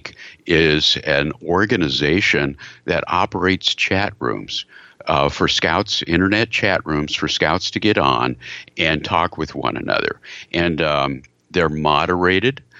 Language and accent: English; Texas, United States; I'm from Texas.